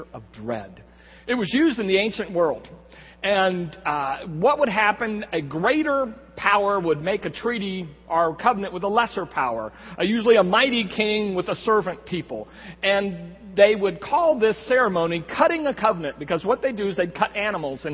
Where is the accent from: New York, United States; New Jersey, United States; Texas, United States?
Texas, United States; Corpus Christi; now in San Antonio, United States; I grew up in Corpus Christi, and I'm the Jaws generation.